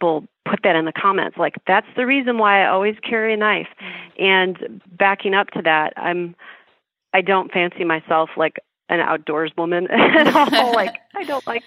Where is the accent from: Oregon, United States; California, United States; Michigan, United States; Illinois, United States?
Illinois, United States; Chicago; I'm from Chicago